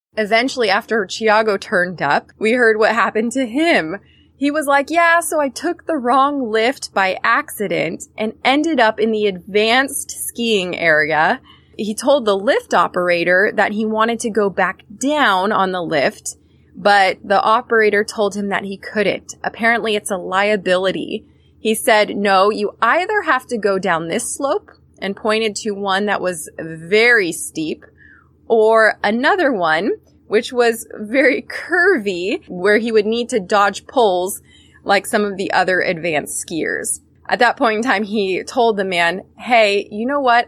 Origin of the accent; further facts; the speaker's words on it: Northern California, United States; I'm from Northern California.